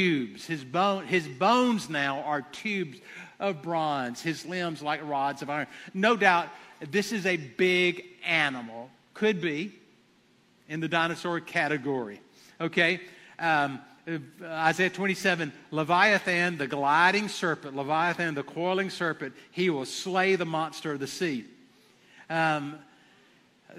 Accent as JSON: {"language": "English", "town": "Abbeville", "country": "United States", "said": "I'm from Abbeville"}